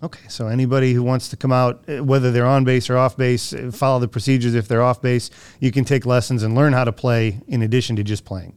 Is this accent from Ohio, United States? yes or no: yes; Ohio, United States; moved away; my hometown in Ohio